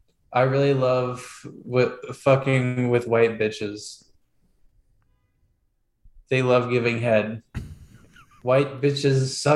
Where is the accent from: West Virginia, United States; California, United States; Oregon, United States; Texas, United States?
Oregon, United States; I'm from Oregon. I went to Oregon State.